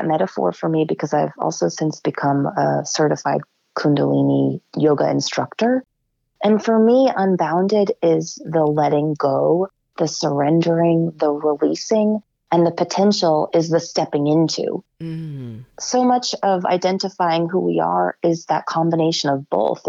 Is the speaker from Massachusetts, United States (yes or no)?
yes; Rockport, Massachusetts, United States; also born or lived in Lynn, Massachusetts / Washington, D.C.; I was born in Lynn. I moved to Rockport when I was 7.